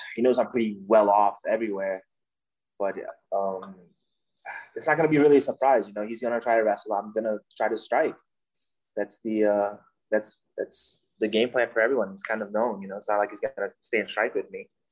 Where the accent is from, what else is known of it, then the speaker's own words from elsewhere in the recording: Suriname; now in United States; I'm from Suriname country in South America.